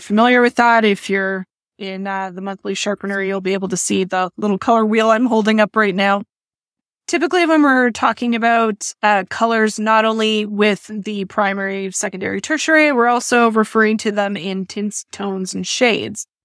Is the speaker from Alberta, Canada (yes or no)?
yes; near Edmonton, Alberta, Canada; I grew up near Edmonton